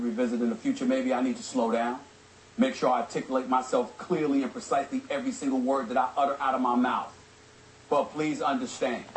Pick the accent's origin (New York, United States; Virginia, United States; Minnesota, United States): New York, United States; I'm a New Yorker